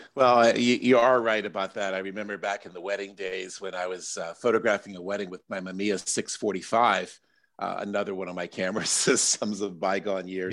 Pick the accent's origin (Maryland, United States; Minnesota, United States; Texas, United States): Maryland, United States; Silver Spring; my hometown of Silver Spring